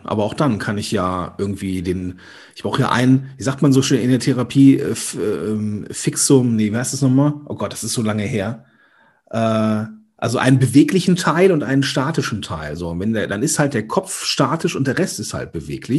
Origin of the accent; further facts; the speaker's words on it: Rhineland, Germany; accent: Ruhrgebiet slang; ich bin ja aus diesem rheinischen Gebiet unterwegs, so manchmal kommt auch das, der Ruhrgebietslang durch.